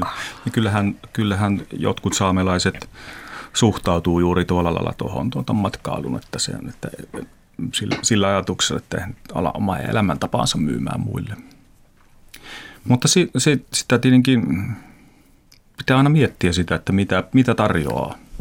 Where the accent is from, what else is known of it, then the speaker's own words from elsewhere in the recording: Teno River valley, Lapland, Finland; mä oon Tenojokivarresta kasvanut lohenpyyntiin